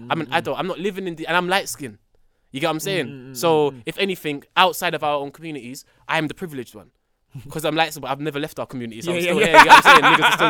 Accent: London, United Kingdom; I'm from Tottenham.

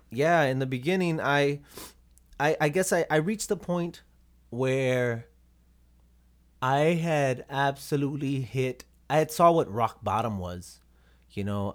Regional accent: Robstown, Texas, United States; moved away as an adult; also born or lived in Corpus Christi, Texas; now in Minnesota, United States; Born and raised in Robstown, Texas. Born in Corpus, Corpus Christi, but raised in Robstown.

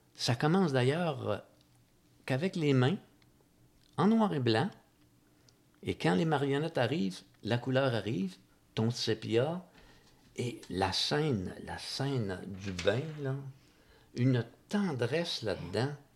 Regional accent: Magog, Quebec, Canada; je suis né à Magog

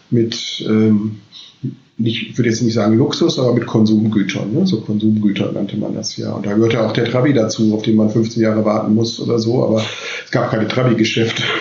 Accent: West Germany, Germany; ich bin ein Wessi, ja, ich komme eigentlich aus dem Westen

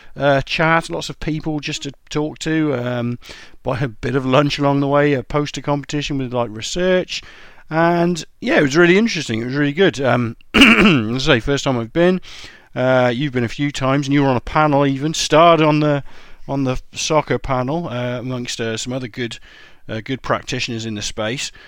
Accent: England, United Kingdom; I'm English

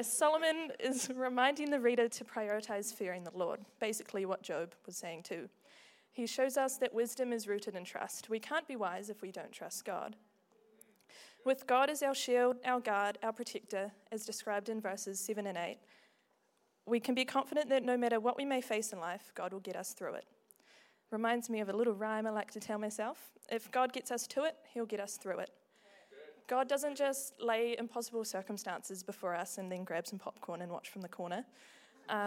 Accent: Invercargill, Southland, New Zealand; moved away as an adult; now in Dunedin, New Zealand; I grew up in Invercargill

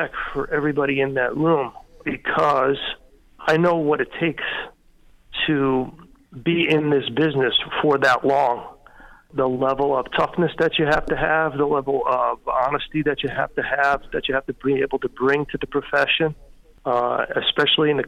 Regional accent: Long Island, New York, United States; I'm a kid from Long Island who went to state school

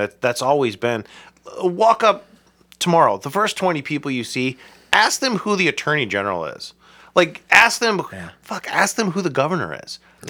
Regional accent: Akron, Ohio, United States; I am from Akron.

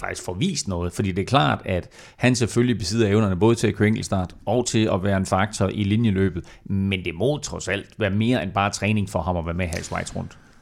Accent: Denmark

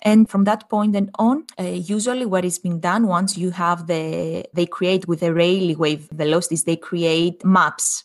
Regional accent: Greece; moved away; we come from Greece, both of us

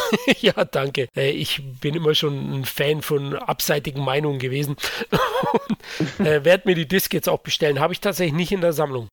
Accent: Bavaria, Germany

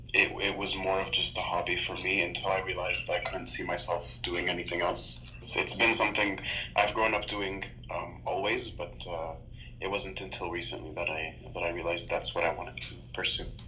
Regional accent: Toronto, Ontario, Canada; also born or lived in Texas; I was born in Toronto, raised in Toronto, um, lived in Texas for, for a little bit, and came back to study.

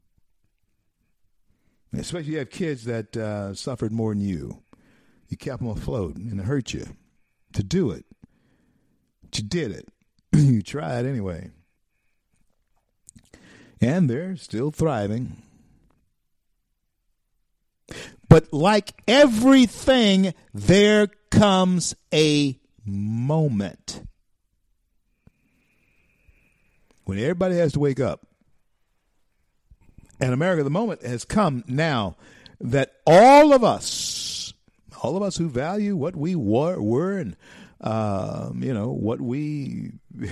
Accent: Louisiana, United States; Louisiana, my home state

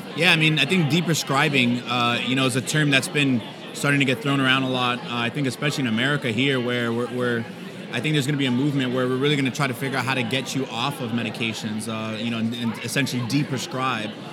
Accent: Miami, Florida, United States; I'm from Miami

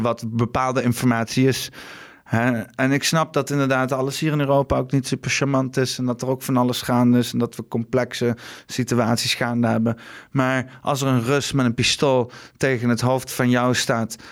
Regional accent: Netherlands; de klei waar ik geboren ben

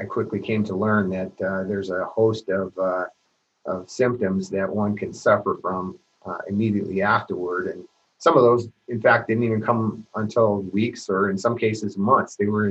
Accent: Seattle, Washington, United States; also born or lived in Bainbridge Island, Washington; I grew up in primarily in the Seattle area

